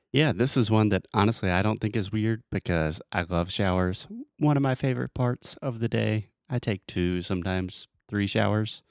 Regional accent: United States; I'm an American

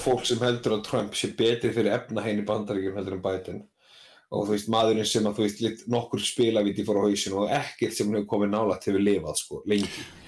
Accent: Iceland

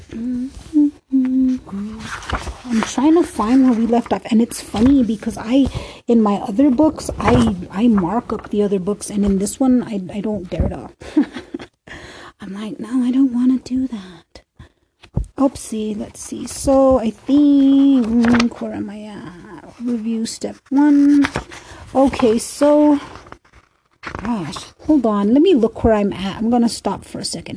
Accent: Minnesota, United States; also born or lived in Duluth, Minnesota; That's my hometown. It's not called Death Row, but it is called Row

